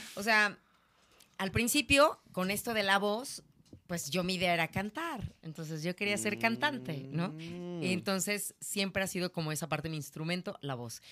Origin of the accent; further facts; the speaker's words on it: Naucalpan, State of Mexico, Mexico; soy de Ciudad Satélite